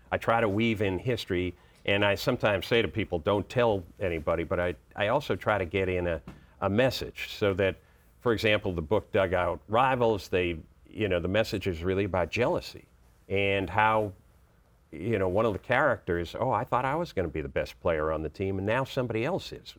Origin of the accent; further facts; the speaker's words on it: Boston, Massachusetts, United States; moved away as an adult; now in Washington, D.C., United States; I grew up in Boston, and so I was a huge Red Sox fan for years and Celtics fan